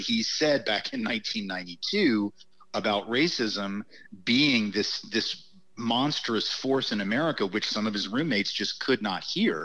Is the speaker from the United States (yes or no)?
yes; the South, United States; as a Southerner